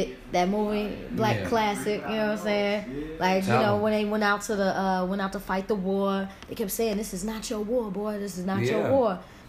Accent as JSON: {"language": "English", "town": "Riverdale", "region": "Illinois", "country": "United States", "tie": "born or raised there", "said": "I used to live in Riverdale, you know what I'm saying? I grew up in Riverdale"}